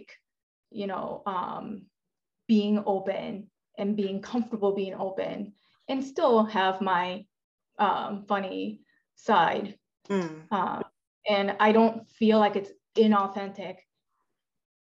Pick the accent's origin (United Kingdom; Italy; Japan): Japan; now in United States; I'm from Japan